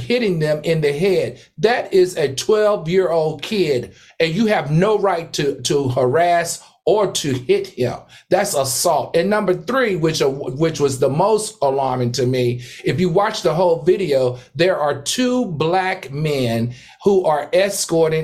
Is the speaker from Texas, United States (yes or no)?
no; Horsepasture, Virginia, United States; where I grew up from in Horse Pasture, Virginia